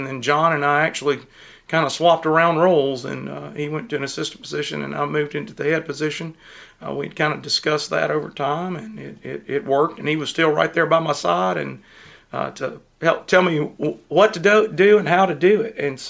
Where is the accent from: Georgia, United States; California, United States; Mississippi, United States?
Mississippi, United States; Pearl; I am originally from Pearl. So I grew up here